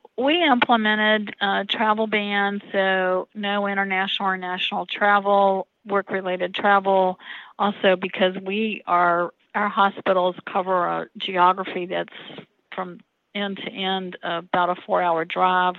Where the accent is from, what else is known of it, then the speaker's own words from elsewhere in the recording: Roanoke, Virginia, United States; I was born here in Roanoke